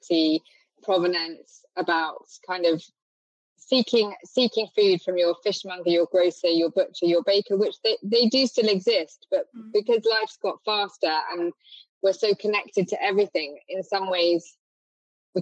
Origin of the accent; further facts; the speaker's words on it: France; moved away as an adult; now in Cornwall, United Kingdom; growing up in France and then finding kind of, I guess my early 20s, I arrived in Cornwall